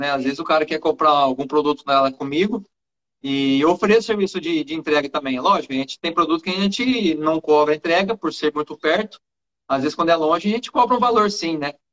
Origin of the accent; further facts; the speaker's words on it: São José do Rio Preto, São Paulo, Brazil; Eu sou de São José do Rio Preto, interior de São Paulo.